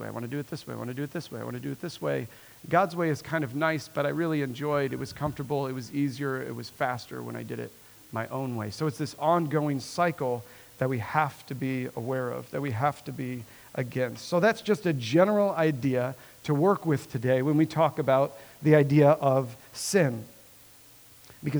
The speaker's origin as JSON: {"language": "English", "region": "Nebraska", "country": "United States", "tie": "born or raised there", "said": "born and raised in Nebraska"}